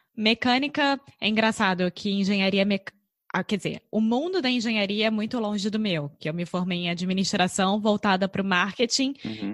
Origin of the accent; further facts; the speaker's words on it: Rio de Janeiro, Brazil; now in Portugal; eu sou brasileira, carioca do Rio de Janeiro